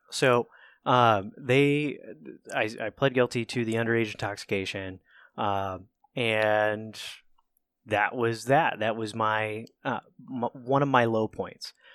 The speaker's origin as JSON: {"language": "English", "town": "Cambridge", "region": "Ohio", "country": "United States", "tie": "born or raised there", "also_born_or_lived": "Albany, Georgia", "moved": "as an adult", "said": "I am a redneck nobody that grew up in, uh, Southeast Ohio, so I was raised in Cambridge, Ohio"}